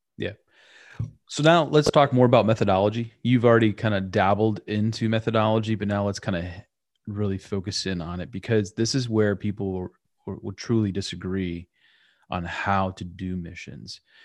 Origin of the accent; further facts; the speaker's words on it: United States; who's an American